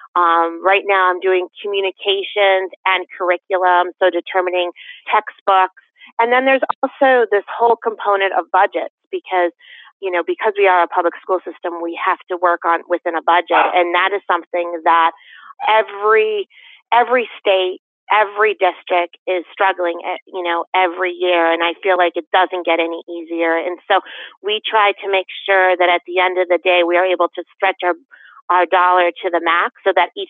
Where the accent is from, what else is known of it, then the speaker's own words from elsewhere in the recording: West Hartford, Connecticut, United States; now in Canton, United States; I grew up in West Hartford